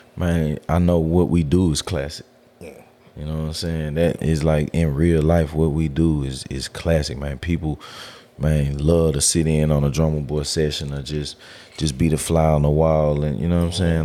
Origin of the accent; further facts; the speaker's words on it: Memphis, Tennessee, United States; also born or lived in Cordova, Tennessee; I grew up in White Haven.